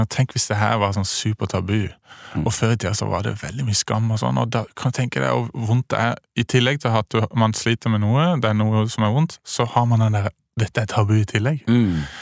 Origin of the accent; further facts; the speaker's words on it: Kristiansand, Agder, Norway; also born or lived in Bergen; now in Oslo, Norway; Ja, jeg kommer fra Kristiansand.